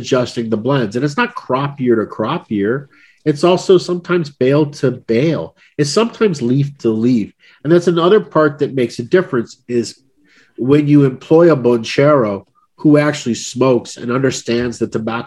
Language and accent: English; United States; as an American